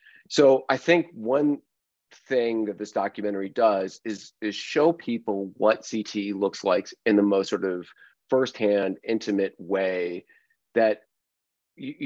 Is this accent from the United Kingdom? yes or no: no; United States; I'm an American